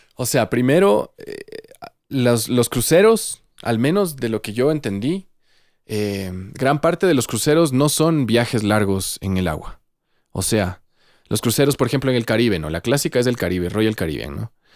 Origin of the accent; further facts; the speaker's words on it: Ecuador; moved away as an adult; also born or lived in Santiago, Chile; yo me fui del Ecuador